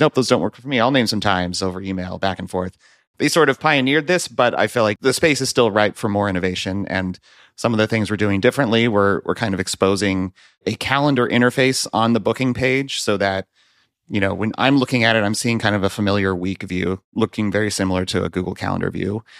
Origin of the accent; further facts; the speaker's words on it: Central Valley, California, United States; moved away as an adult; now in Minneapolis, United States; I'm actually originally from California, grew up in the Central Valley, surrounded by fruit trees